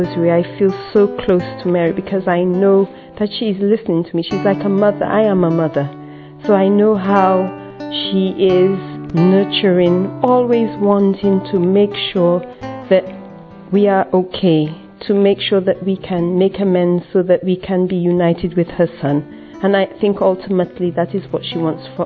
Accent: Dominica; I'm from Dominica in the West Indies

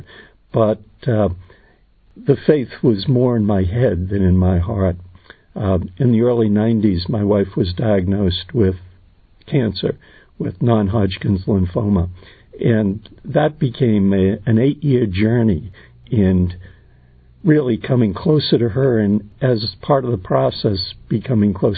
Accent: Boston, Massachusetts, United States; I grew up in the Boston area

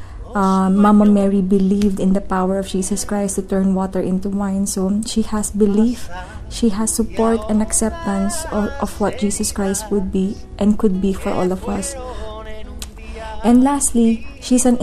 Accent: Philippines; I am from the Philippines

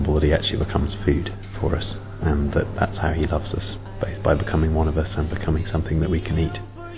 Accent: England, United Kingdom; I'm from England. I'm 30.

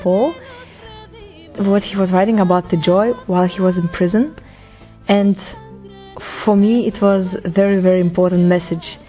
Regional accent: Lithuania; moved away as an adult; now in Rome, Italy; I'm from Lithuania and currently I'm living in Rome

